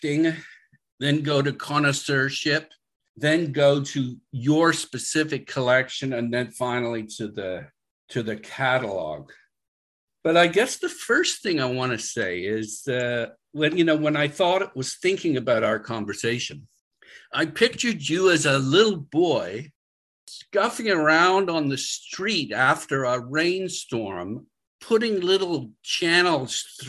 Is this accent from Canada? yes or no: yes; Canada; we're both Canadian